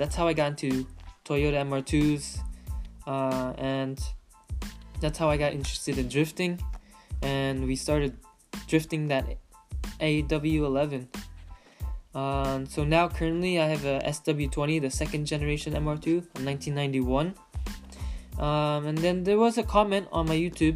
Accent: Manchester, Connecticut, United States; moved away as an adult; also born or lived in West Hartford, Connecticut; now in California, United States; I'm originally from Connecticut. I was raised in Manchester, Connecticut, and then moved to West Hartford, Connecticut, and then moved to California 7 years ago.

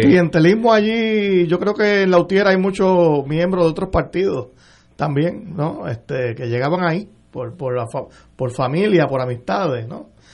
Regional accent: Puerto Rico; como puertorriqueño, como cliente de la Autoridad de Energía Eléctrica

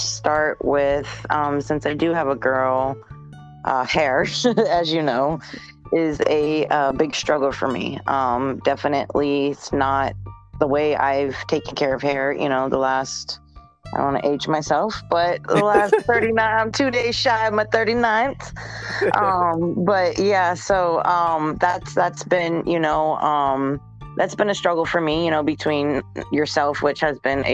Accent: Tampa, Florida, United States; also born or lived in New Hampshire; I was born in New England, but moved to Florida very, very young, like 5 or 6-ish. So I consider myself a Floridian, been in Tampa since

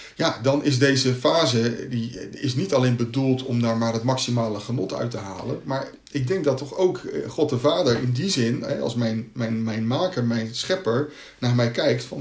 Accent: Katwijk, South Holland, Netherlands; ik ben in Katwijk opgegroeid

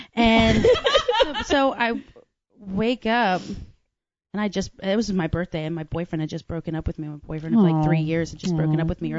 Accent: Ireland; My dad's from Kildare. Like my, I said, I'm Irish too.

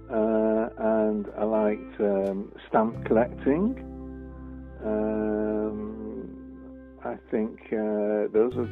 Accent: Prestwich, North West England, United Kingdom; I grew up in Prestwich. I've lived all my life in Prestwich and still do.

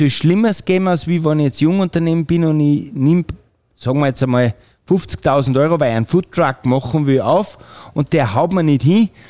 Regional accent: Filzmoos, Salzburg, Austria; ich bin natürlich heimatverbunden und meine Heimat ist Fützmos. Und da habe ich am Fuße der Bischofsmützen ein wirklich kleines, liebes Fleckchen Erde

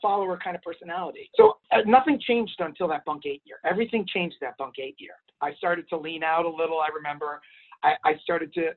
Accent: New York City, New York, United States; I grew up in Manhattan.

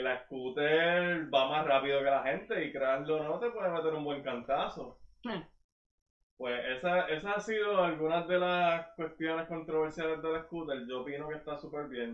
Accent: Sabana Grande, Puerto Rico; nosotros que somos de Sabana Grande, Jíbaro Alpil

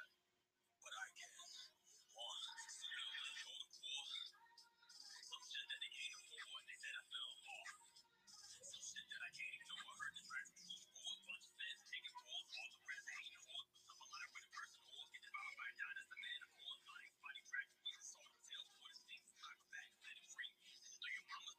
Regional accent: the South, United States; I'm from the South

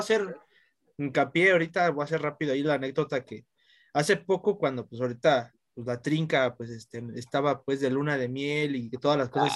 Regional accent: Mexico City, Mexico; yo soy de México

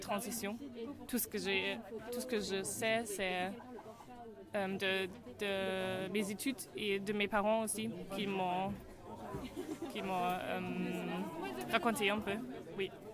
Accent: Münster, North Rhine-Westphalia, Germany; French is a second language; moved away as an adult; now in Strasbourg, France; moi je viens de Münster, c'est dans l'ouest d'Allemagne

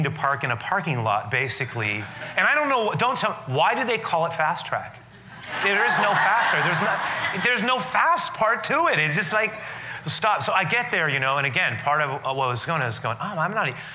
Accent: San Francisco, California, United States; I grew up on the west side of the city. I grew up on the Sunset, the far outer Sunset, 47th Avenue, Great Highway

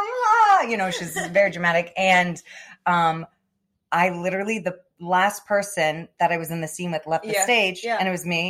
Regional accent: Florida, United States; From South Florida.

